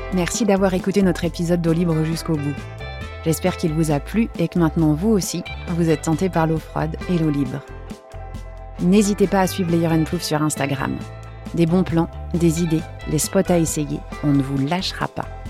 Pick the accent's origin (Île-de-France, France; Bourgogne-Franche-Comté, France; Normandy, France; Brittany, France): Bourgogne-Franche-Comté, France; Besançon; moved away as an adult; also born or lived in London, United Kingdom; now in Marseille, France; moi je viens de Besançon, donc l'est de la France